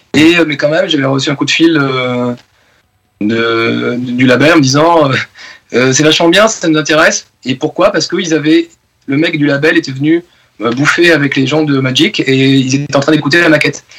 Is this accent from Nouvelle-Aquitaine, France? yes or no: yes; Bordeaux, Nouvelle-Aquitaine, France; also born or lived in Basque Country; now in Paris region, France; j'ai vécu à Bordeaux, mais toute ma famille du Pays Basque